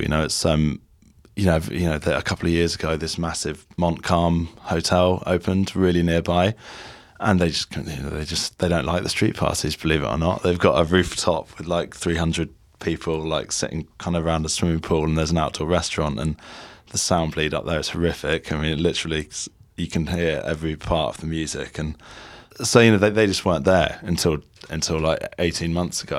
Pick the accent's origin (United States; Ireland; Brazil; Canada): Ireland; moved away as an adult; also born or lived in Dublin; now in London, United Kingdom; we're Irish originally and we went to college there